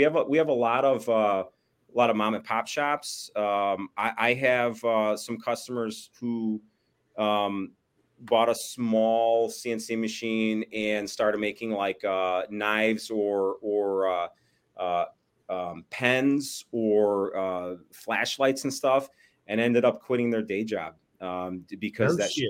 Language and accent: English; Bensenville, Illinois, United States; Chicago burbs. So Bensonville, which is literally like a stone's throw from O'Hare, and across from O'Hare is pretty much Chicago.